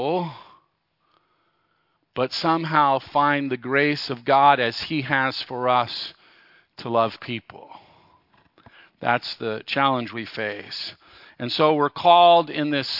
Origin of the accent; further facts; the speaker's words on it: Los Angeles, California, United States; I grew up in Los Angeles, just barely into the suburbs